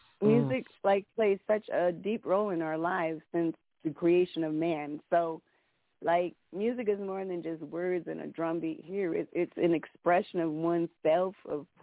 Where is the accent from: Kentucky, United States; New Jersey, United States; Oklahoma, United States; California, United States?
California, United States; Oakland; now in Las Vegas, United States; I live in Vegas. I'm from Oakland, but I live in Vegas